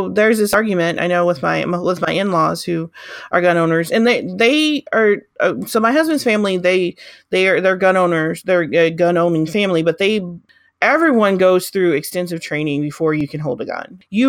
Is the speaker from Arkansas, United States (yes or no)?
yes; Arkansas, United States; I grew up, well, did part of my growing up in Arkansas.